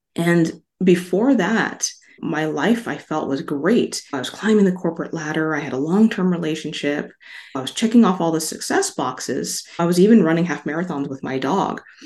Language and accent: English; Las Vegas, Nevada, United States; also born or lived in Hawaii; I grew up in Las Vegas. I'm from Hawaii originally.